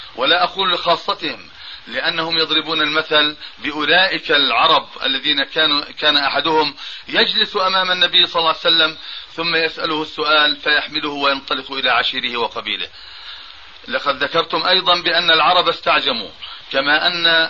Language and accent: Arabic; Amman, Amman Governorate, Jordan; بلدنا عمان